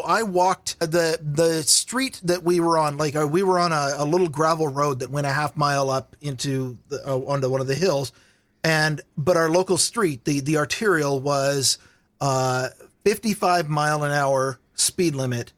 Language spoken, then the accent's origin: English; Vancouver, Washington, United States; also born or lived in Walla Walla, Washington; I grew up in the Washington half of Portland. There's a town called Vancouver, Washington